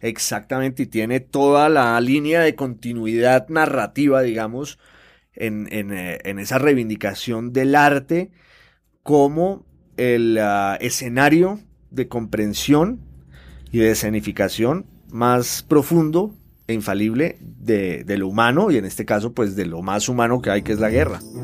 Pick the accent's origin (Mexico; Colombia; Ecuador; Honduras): Colombia; Popayán, Cauca; yo soy de Popayán, que es una ciudad colombiana clásica por excelencia